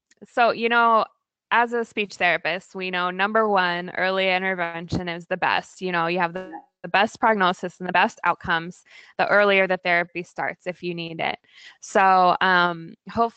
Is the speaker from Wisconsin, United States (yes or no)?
no; Virginia, United States; also born or lived in California / Oregon / Maryland; now in Portland, United States; I grew up in Virginia, but we moved to the West Coast.